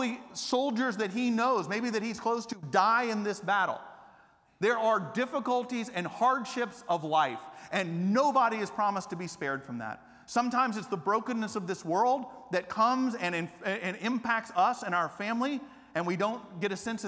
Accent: Atlanta, Georgia, United States; moved away as an adult; also born or lived in Japan; now in Austin, United States; I grew up in Atlanta not as a Christian

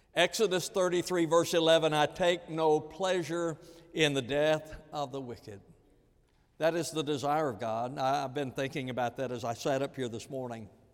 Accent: the American South, United States; especially as a Southerner

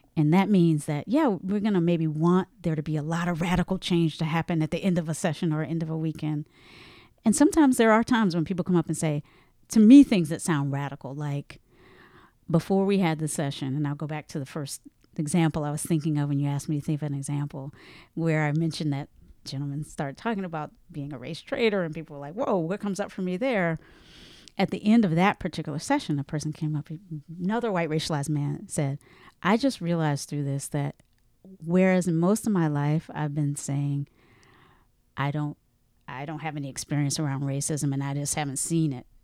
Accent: the South, United States; I'm from the South.

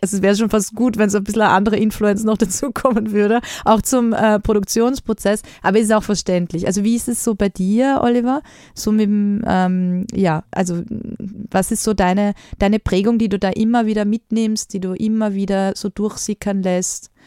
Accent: Austria; bei uns in Österreich

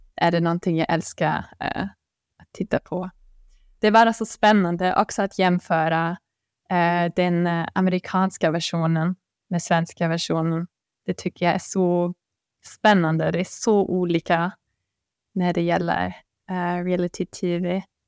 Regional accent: Bonn, North Rhine-Westphalia, Germany; Swedish is a second language; moved away as an adult; now in Sweden; jag kommer från Bonn som är ganska nära Köln

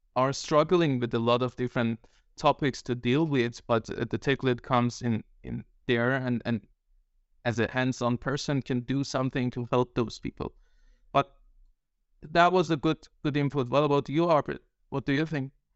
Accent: Iran; now in Denmark; I'm Iranian, living in Denmark

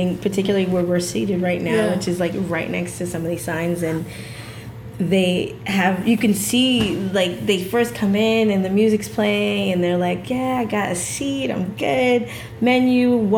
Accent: South Florida, United States; also born or lived in Canada; now in Toronto, Canada; even though I'm Canadian by birth, I grew up in South Florida

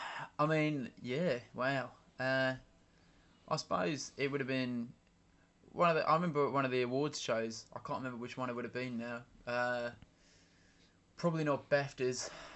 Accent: Barry Island, Wales, United Kingdom; I'm from Barrie Island in Wales.

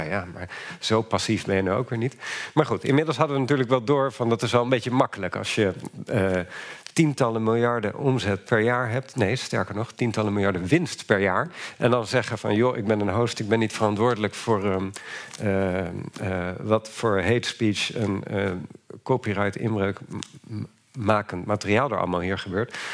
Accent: Netherlands

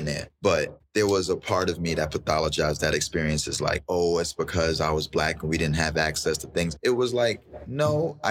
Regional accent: New York City, New York, United States; growing up in Bed-Stuy

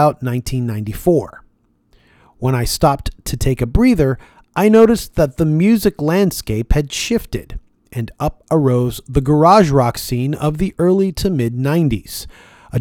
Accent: Toronto, Ontario, Canada; being born and raised in Toronto, Canada

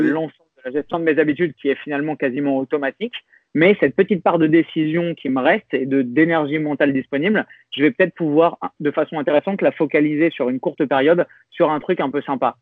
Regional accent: France; on est français

